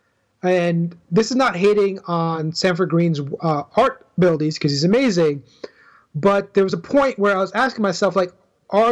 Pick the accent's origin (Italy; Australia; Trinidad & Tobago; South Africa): Trinidad & Tobago; I identify as a black male, but I'm Trinidadian